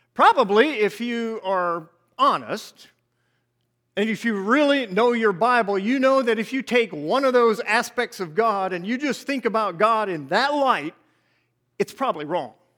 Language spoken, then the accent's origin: English; Nappanee, Indiana, United States; moved away; this is where me and my wife were both raised. Uh, we grew up in Napanee area